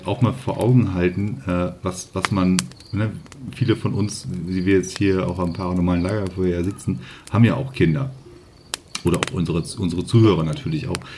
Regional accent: Northern Germany, Germany; Ich komme ja hier oben aus Norddeutschland

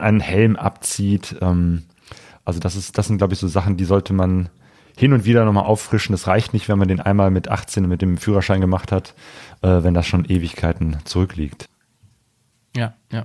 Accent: Germany; als Deutscher

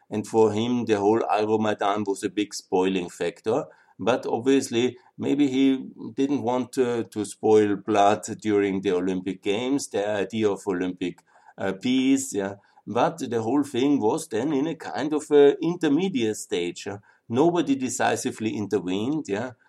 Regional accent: Austria; I'm from Austria

